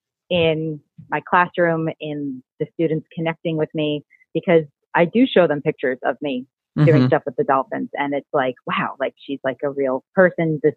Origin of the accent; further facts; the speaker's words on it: United States; also born or lived in Florida Keys; I'm originally, like, I grew up in New York, New Jersey area.